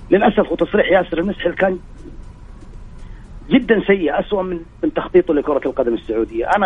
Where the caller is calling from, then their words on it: Jeddah, Makkah Province, Saudi Arabia; جدة إيه